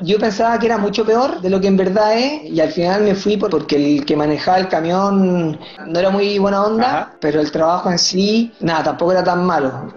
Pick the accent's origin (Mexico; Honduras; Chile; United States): Chile; moved away as an adult; also born or lived in Sydney, Australia / Perth, Australia; now in France; yo jugaba en Chile